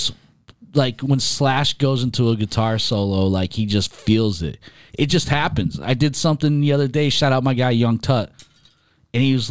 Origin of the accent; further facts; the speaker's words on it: Binghamton, New York, United States; It was a college in my hometown.